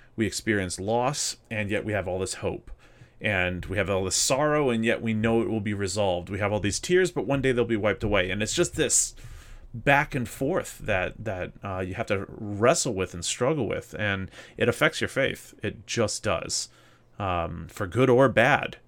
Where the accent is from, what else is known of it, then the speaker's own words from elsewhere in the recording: Mississippi, United States; moved away; growing up in Mississippi, I, there's, there's parts of Mississippi, a lot of it that I really miss